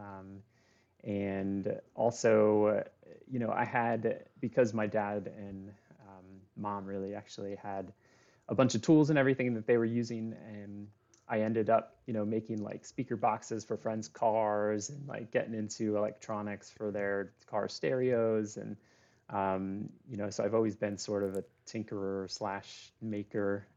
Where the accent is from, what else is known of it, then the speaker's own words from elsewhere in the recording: Lancaster, Pennsylvania, United States; moved away as an adult; also born or lived in Annapolis, Maryland / Wilmington, Delaware; I grew up in, uh, in the Northeast, um, so I lived in Annapolis for a while. I lived in, uh, Lancaster, Pennsylvania